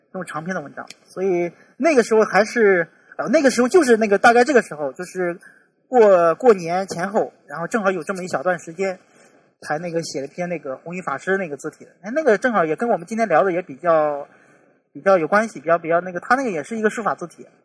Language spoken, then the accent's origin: Chinese; China; 对于我们中国人本身，可能这么来去沟通的时候都有问题